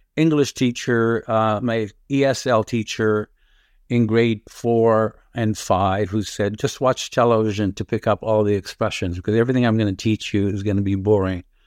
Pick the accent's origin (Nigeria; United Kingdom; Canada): Canada; Toronto, Ontario; English is a second language; also born or lived in Lebanon; I grew up in Rexdale and, uh, my parents lived till my dad died behind Rexdale Plaza